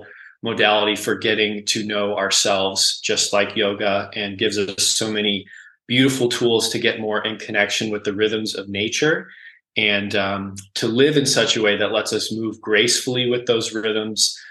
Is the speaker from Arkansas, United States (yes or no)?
no; Cleveland, Ohio, United States; also born or lived in Akron, Ohio; I'm originally from Cleveland, grew up in Cleveland, moved to Akron in 2006 to go to music school